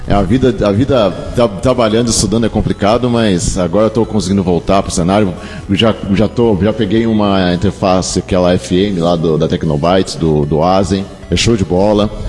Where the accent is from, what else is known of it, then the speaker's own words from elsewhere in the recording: São Paulo, Brazil; mas lá em São Paulo, eu sou de São Paulo, choveu muito